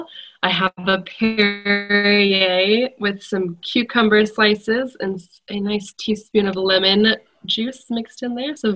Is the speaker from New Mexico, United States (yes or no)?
no; Indiana, United States; moved away as an adult; also born or lived in Europe